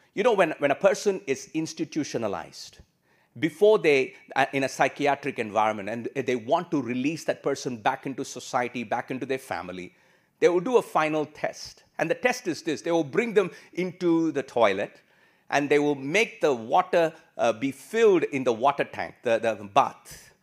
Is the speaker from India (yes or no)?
yes; India; moved away as an adult; also born or lived in Singapore; now in Australia; I came from India